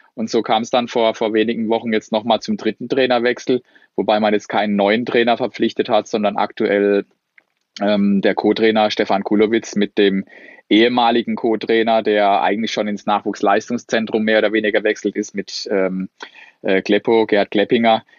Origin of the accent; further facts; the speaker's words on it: Sandhausen, Baden-Württemberg, Germany; wohne in Sandhausen, bin hier groß geworden